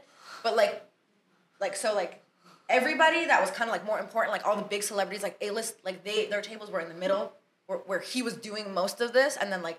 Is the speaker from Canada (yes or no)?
yes; Canada; I come from Canada.